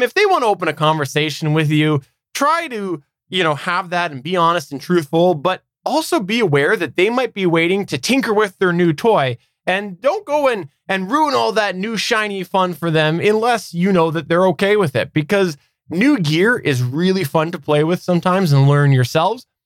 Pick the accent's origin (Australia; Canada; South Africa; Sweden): Canada; I am indeed one hundred percent Canadian